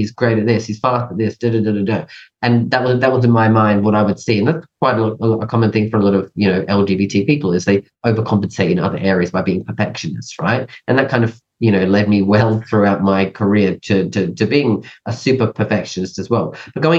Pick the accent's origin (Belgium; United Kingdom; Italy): United Kingdom; England; also born or lived in Canada; now in Australia; So I was born in Canada, and then at a young age, we moved to England and then lived there for a number of years. And then we moved over to Australia.